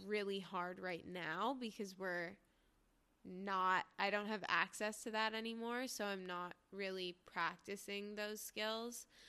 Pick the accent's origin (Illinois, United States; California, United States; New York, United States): New York, United States; growing up in New York